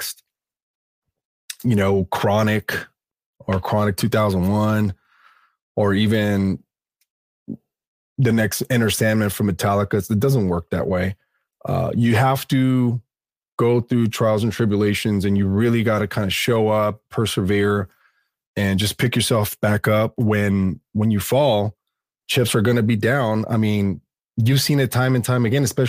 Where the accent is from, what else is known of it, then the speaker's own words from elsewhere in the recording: Los Angeles, California, United States; my hometown